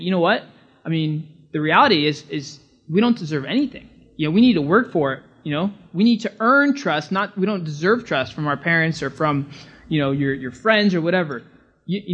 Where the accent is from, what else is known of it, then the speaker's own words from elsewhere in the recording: California, United States; moved away as an adult; now in Bahamas; I'm from California